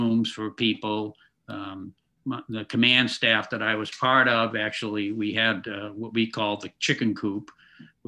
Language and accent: English; Woburn, Massachusetts, United States; I come from Waubun, Massachusetts, where I grew up